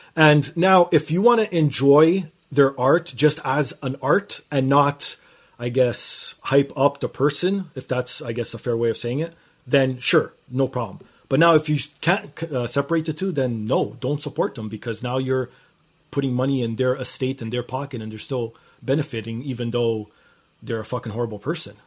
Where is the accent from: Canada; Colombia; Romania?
Canada; being Canadian